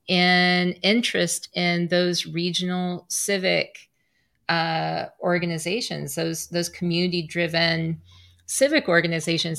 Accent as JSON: {"language": "English", "region": "Southwest Missouri", "country": "United States", "tie": "born or raised there", "moved": "yes", "said": "my hometown in Southwest Missouri"}